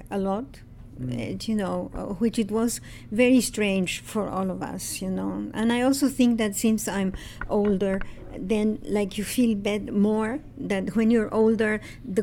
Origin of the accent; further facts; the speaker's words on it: Buenos Aires, Argentina; moved away as an adult; now in Montreal, Canada; I'm originally from Buenos Aires, Argentina, and Buenos Aires is a very humid city.